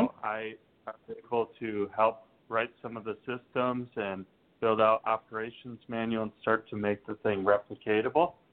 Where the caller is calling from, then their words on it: Austin, Texas, United States; I'm, I'm down in Austin, Texas.